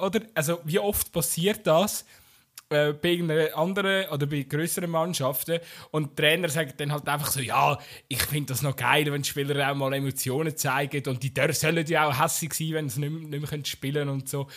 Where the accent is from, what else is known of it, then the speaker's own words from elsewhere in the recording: Bern, Switzerland; so als Berner